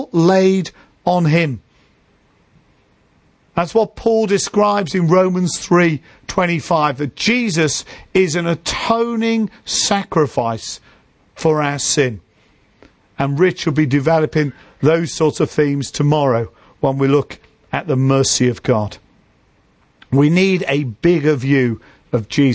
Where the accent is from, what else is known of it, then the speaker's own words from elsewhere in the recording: Liverpool, North West England, United Kingdom; moved away; when I go back to where I grew up in Liverpool, we grew up in inner city Liverpool